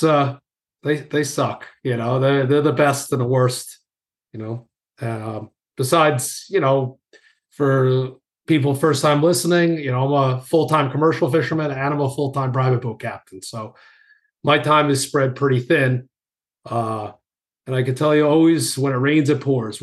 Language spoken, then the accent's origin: English; New York, United States; accent: New York; my accent, you know, being from New York